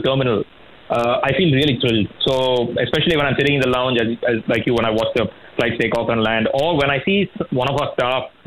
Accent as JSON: {"language": "English", "town": "Chennai", "region": "Tamil Nadu", "country": "India", "tie": "born or raised there", "moved": "yes", "lives_now": "Bangalore, India", "said": "I grew up in Chennai, but I had most of my family who lived here"}